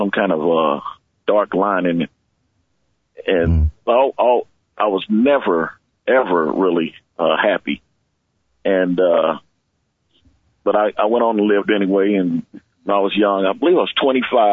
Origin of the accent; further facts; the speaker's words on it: Kansas City, Kansas, United States; I was brought up on Quindaro Boulevard in Kansas City, Kansas.